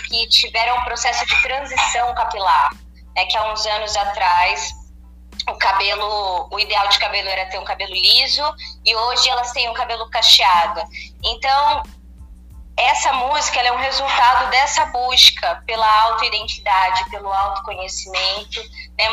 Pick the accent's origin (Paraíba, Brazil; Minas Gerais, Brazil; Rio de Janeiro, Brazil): Rio de Janeiro, Brazil; Niterói; now in Campinas, Brazil; Eu não nasci aqui em Campinas, eu nasci em Niterói, no Rio de Janeiro, mas já moro aqui há 12